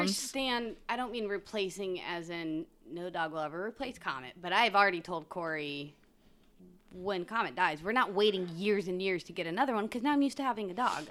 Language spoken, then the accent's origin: English; Independence, Missouri, United States; moved away; I grew up in Independence, Missouri